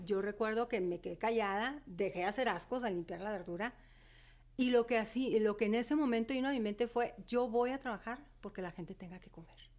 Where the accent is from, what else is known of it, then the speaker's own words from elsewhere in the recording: Ciudad Juárez, Chihuahua, Mexico; Yo nací eh, aquí en Juárez, soy juarense, viví y crecí un tiempo en lo que se llama la curva, en el área de la curva. Y cuando tengo los cinco años voy a vivir a la División del Norte. Okay. Yo crecí ahí en la colonia División del Norte.